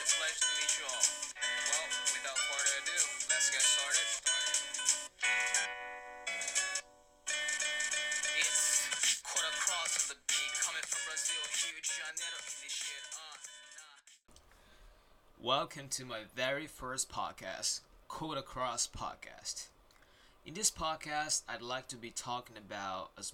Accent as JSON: {"language": "English", "town": "Hachioji", "region": "Tokyo", "country": "Japan", "tie": "born or raised there", "also_born_or_lived": "Rio de Janeiro, Brazil / Brazil", "first_language": "Japanese", "second_language": "English", "lives_now": "Saitama, Japan", "said": "I was born in Brazil, Rio de Janeiro, and raised in Japan, Tokyo, in a place called Hachioji."}